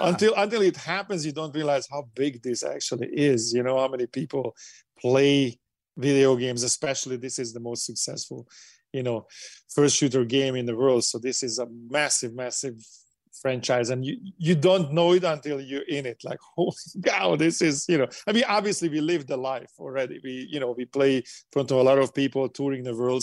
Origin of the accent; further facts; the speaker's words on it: Hungary; English is a second language; moved away as an adult; now in United States; coming to America and doing what I'm doing from low Hungary, when I didn't speak English, we didn't have passports, we couldn't go to the West